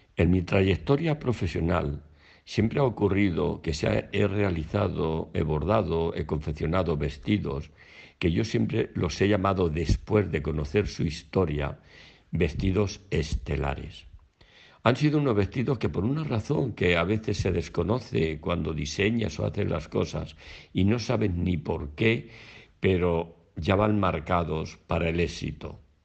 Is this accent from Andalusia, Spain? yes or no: no; Albacete, Castilla-La Mancha, Spain; moved away as an adult; now in Madrid, Spain; me vine a Madrid desde mi tierra de Albacete